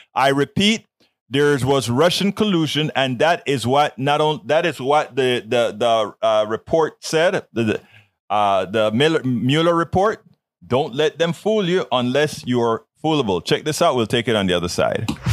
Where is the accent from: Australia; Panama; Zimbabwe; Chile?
Panama; Colón; now in United States; Panama, in Colon, where I'm from